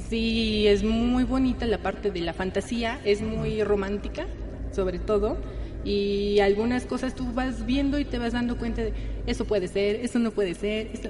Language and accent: Spanish; Mexico City, Mexico; born there; había brujas, nací en la Roma, que, efectivamente